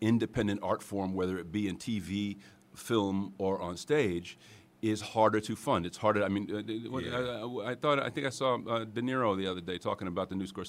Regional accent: New York, United States; Westchester County. {S4} So this is home. {S6} This is home.

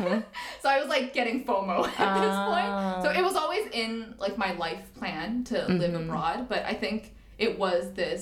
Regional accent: Toronto, Ontario, Canada; moved away as an adult; also born or lived in Shenzhen, China / Beijing, China / Chengdu, China; now in Hong Kong; I grew up in Toronto, and then I went to university there as well

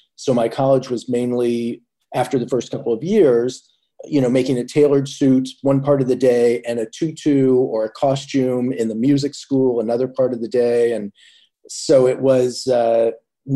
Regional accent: Indianapolis, Indiana, United States; moved away as an adult; now in New York, United States; growing up in Indiana

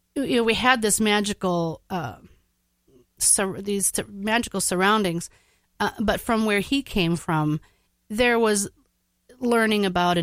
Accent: Navarre, Minnesota, United States; I grew up in Navarre, Minnesota.

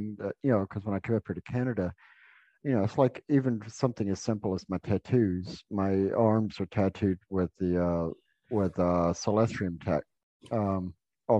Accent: the South, United States; I grew up in the South

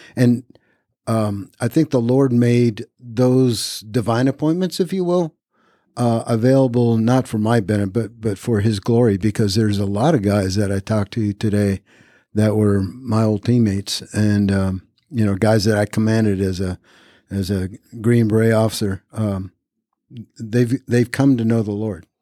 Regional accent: Reno, Nevada, United States; moved away as an adult; also born or lived in Japan / Fayetteville, North Carolina; I was born in Japan, raised in all over the world, came to the United States uh, when I was about nine. Um, raised in Reno, Nevada

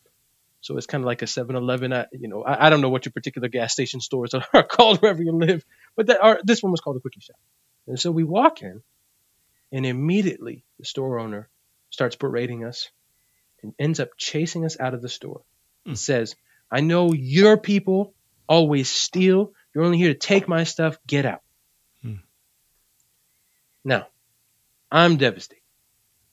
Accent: Puerto Rico; I'm Puerto Rican. mm-hmm. I'm from Puerto Rico.

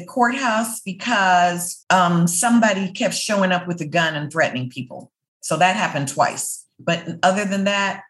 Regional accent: the North, United States; I'm not from the South. I'm a Black woman from the North.

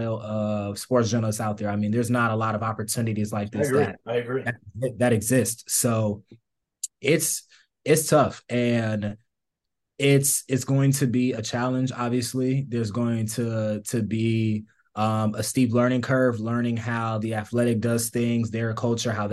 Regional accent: Atlanta, Georgia, United States; moved away as an adult; also born or lived in Iowa; being from the South and growing up in Georgia, going to Georgia

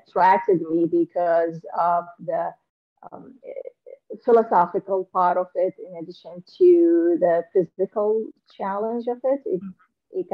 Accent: Damascus, Damascus Governorate, Syria; moved away as an adult; also born or lived in Aleppo; now in United States; I came from Syria. I was born in Damascus, Syria

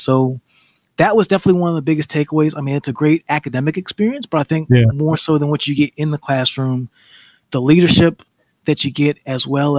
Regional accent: Huntsville, Alabama, United States; You know, I'm originally from Huntsville, Alabama. Coming from the South, everything is slow motion.

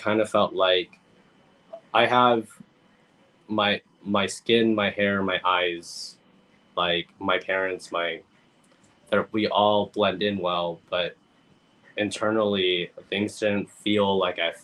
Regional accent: San Diego, California, United States; also born or lived in Guam; growing up in San Diego as an immigrant in this particular city

